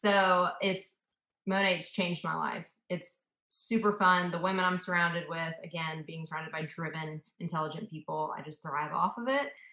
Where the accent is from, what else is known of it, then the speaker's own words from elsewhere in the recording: Atlanta, Georgia, United States; also born or lived in Memphis, Tennessee / Auburn, Alabama / South Africa; I was really raised in Atlanta from when I was like two years old